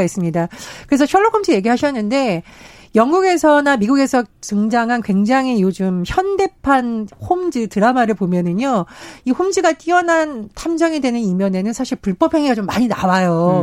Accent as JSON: {"language": "Korean", "region": "Gangwon", "country": "South Korea", "tie": "born or raised there", "said": "제가 이제 고향이 강원도인데"}